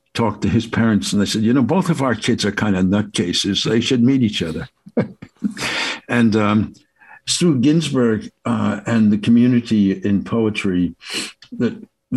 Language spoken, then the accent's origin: English; Passaic, New Jersey, United States; I'd been deeply moved by the power of living in Passaic, New Jersey, which was a very diverse town, had more synagogues and churches of various flavors. The Eastern Church was there. I mean, it was just unbelievable. There were so many parades and so forth. And so I had such a rich smorgasbord of experience in my hometown